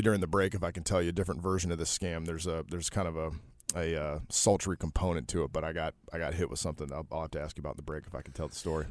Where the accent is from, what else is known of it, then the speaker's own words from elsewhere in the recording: Detroit, Michigan, United States; moved away as an adult; I'm from Detroit, not, not the South, a good old Midwestern boy. Um, was born in, uh, nineteen eighty-four there and stayed there through high school